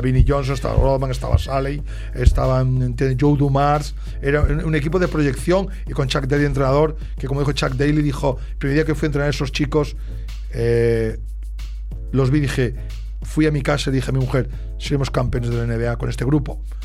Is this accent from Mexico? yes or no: no; Ourense, Galicia, Spain; now in Barcelona, Spain; yo soy natural de Orense